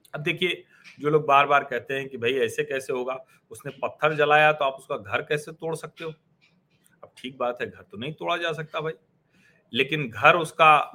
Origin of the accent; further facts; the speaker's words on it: Prayagraj, Uttar Pradesh, India; उत्तर प्रदेश में भी हमारा शहर प्रयागराज